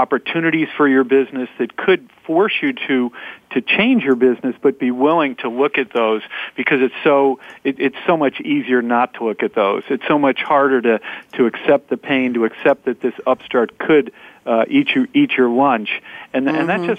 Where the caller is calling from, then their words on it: Norwalk, Connecticut, United States; Well, I'm at my innovation agency growth engine here in Norwalk, Connecticut